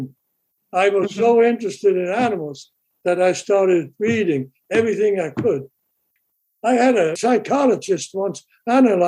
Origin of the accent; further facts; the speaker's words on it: Basel, Basel-Stadt, Switzerland; moved away as an adult; also born or lived in Rangoon, Burma / Albuquerque, New Mexico / Atlanta, Georgia / Philadelphia; now in United States; I grew up in Switzerland and then left Switzerland after with 21 years of age.